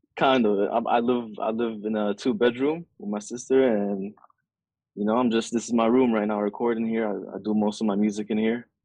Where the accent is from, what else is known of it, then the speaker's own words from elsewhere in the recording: Saudi Arabia; moved away; also born or lived in Egypt; I grew up in Saudi